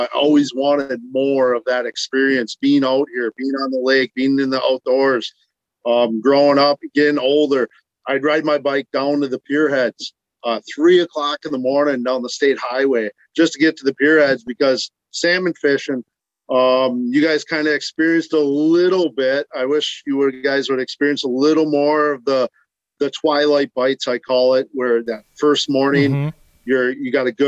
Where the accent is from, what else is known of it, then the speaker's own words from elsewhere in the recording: Kewaunee, Wisconsin, United States; up here. This is my hometown.